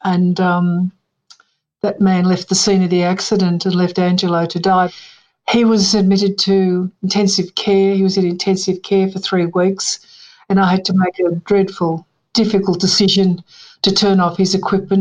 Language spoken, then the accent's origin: English; Melbourne, Victoria, Australia; also born or lived in Bairnsdale, Victoria; I was born in Bairnsdale, Victoria, and at a very early age, my parents came to Melbourne.